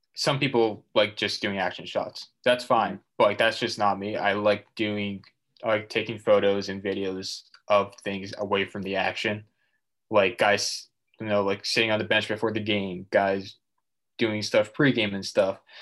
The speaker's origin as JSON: {"language": "English", "region": "Massachusetts", "country": "United States", "said": "I'm from Massachusetts"}